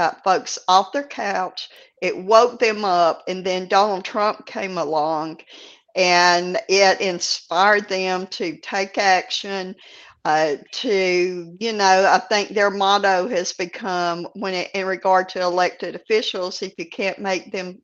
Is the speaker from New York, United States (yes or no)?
no; Louisiana, United States; moved away; I'm originally from Louisiana